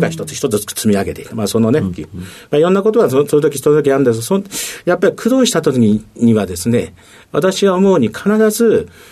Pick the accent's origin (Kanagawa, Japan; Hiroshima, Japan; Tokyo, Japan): Tokyo, Japan; Higashimurayama; 出身はですね、東京になります。